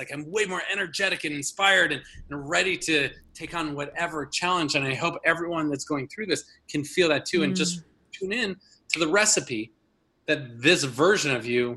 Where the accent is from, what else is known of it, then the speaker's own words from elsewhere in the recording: a suburban town outside of Minneapolis, Minnesota, United States; a boy growing up in Minnesota in a family of 8 kids, you know, in this little suburban town outside of Minneapolis